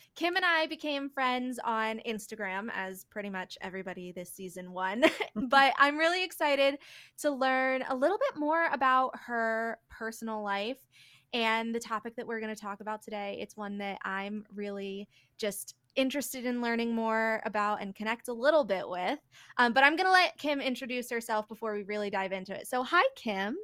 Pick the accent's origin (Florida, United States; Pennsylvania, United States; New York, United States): Pennsylvania, United States; Philadelphia; I'm born and raised in the Philly-ish